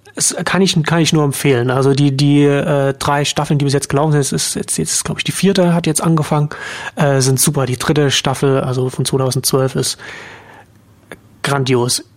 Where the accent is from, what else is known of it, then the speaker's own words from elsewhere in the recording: Germany; als Deutscher